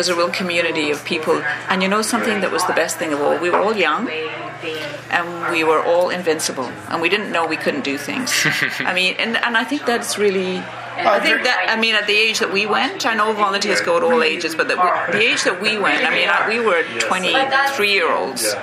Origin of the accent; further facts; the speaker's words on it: England, United Kingdom; moved away; I'm originally from England, so I was a VSO volunteer